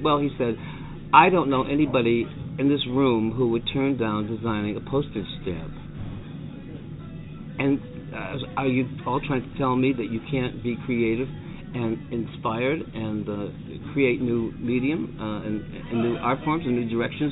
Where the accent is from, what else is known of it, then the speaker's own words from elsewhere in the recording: Cheshire, Connecticut, United States; also born or lived in Meriden, Connecticut; I was born in Meriden, but I grew up, my dad's business was in Meriden, but I grew up in Cheshire